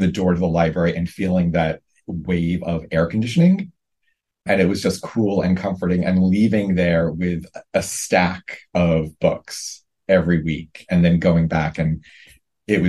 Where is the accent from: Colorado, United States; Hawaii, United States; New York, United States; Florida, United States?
New York, United States; New York City; I grew up in Brooklyn